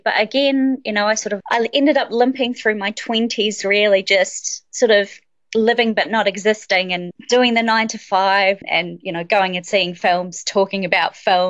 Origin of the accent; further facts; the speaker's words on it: Christchurch, Canterbury, New Zealand; So born and raised in Christchurch, New Zealand. My mum is actually Australian and my dad is a Kiwi. So I sort of grew up with a little bit of a strange accent because, yeah, with my mum, she had a very strong Australian accent.